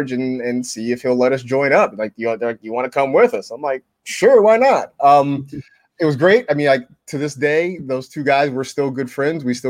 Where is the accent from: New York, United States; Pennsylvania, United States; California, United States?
California, United States; Vallejo; born or raised there